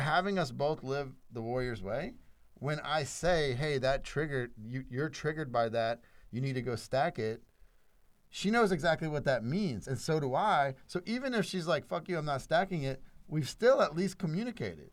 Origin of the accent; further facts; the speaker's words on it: South Louisiana, United States; first language English; I was born in South Louisiana, a white dude Christian who only spoke English